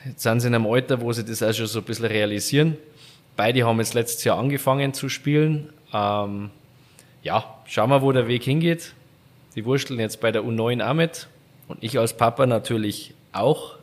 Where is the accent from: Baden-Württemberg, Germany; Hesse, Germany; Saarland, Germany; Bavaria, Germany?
Bavaria, Germany; Garmisch-Partenkirchen; mein Garmisch ist so, im Winter ist wirklich Skifahren oder Eishockey